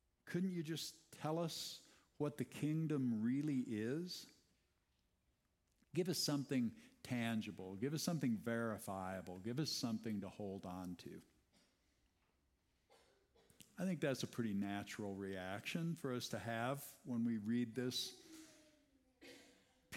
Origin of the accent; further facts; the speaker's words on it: Iowa, United States; I grew up in Iowa.